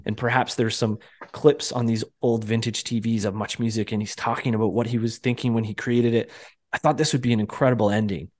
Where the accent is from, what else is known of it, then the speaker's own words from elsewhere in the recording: Canada; also born or lived in Toronto; up here in Canada